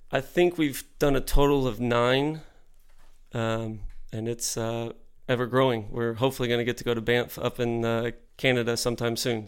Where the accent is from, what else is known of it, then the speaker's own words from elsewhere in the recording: Deer Park, Texas, United States; growing up in Deer Park on the southeast side of Houston